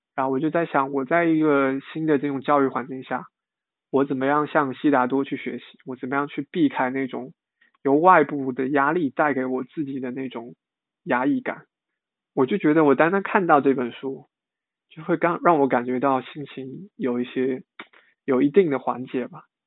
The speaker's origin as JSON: {"language": "Chinese", "town": "Longyan", "region": "Fujian", "country": "China", "moved": "as an adult", "lives_now": "Shanghai, China", "said": "我来自福建龙岩，现在是华东师范大学新闻系大二的在读学生"}